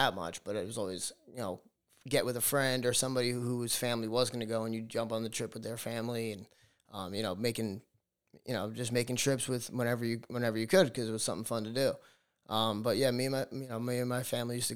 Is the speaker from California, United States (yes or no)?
no; Huntington Station, New York, United States; moved away as an adult; also born or lived in Plattsburgh, New York; now in Montauk, United States; I'm originally from Huntington, Huntington Station, Long Island